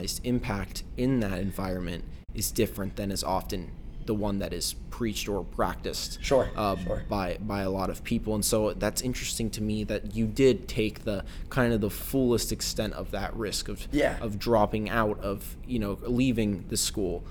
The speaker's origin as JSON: {"language": "English", "town": "Columbus", "region": "Ohio", "country": "United States", "moved": "as an adult", "lives_now": "Arizona, United States", "said": "I live in Arizona for most of the year now. I'm from the Midwest, Columbus, Ohio"}